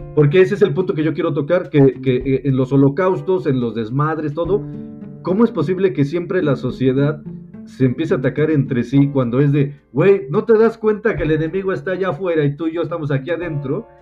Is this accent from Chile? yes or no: no; Mexico; aquí en México tenemos un dicho